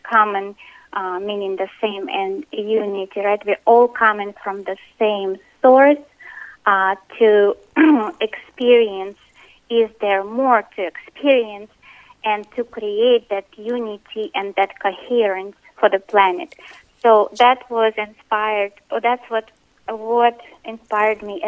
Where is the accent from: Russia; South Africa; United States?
Russia; moved away; I was born in Russia